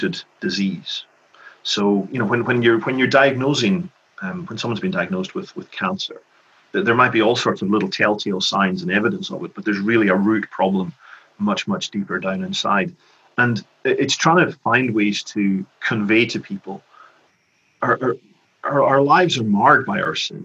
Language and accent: English; Lewis, Scotland, United Kingdom; also born or lived in Glasgow / Edinburgh / Skye; When I was growing up in Lewis